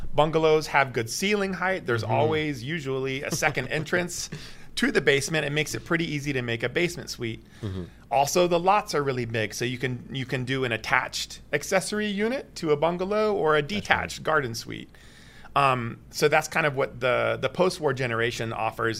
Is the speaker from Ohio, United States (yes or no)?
no; Atlanta, Georgia, United States; now in Toronto, Canada; I'm from Atlanta and Georgia Tech